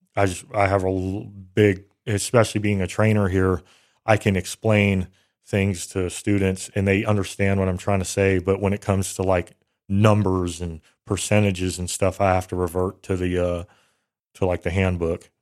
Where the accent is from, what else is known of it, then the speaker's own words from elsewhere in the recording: Bay Area, California, United States; I grew up in the Bay Area, California